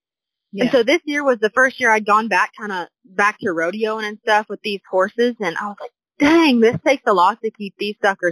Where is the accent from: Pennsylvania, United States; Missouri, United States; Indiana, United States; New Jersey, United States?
Missouri, United States; Southwest; moved away as an adult; now in Oklahoma, United States; I'm originally from Southwest Missouri